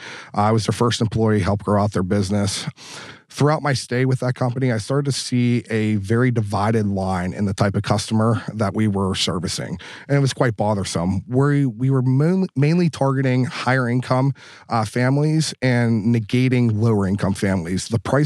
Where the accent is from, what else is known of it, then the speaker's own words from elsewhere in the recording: Pittsburgh, Pennsylvania, United States; I grew up dirt poor. I grew up on Pittsburgh's north side. I grew up with nothing.